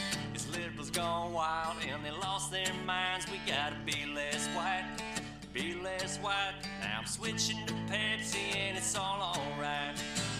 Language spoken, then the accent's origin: English; Mississippi, United States; I'm from Mississippi.